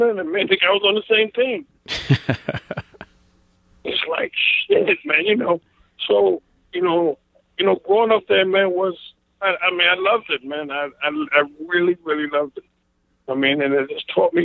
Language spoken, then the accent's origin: English; Brentwood, New York, United States; I grew up in New York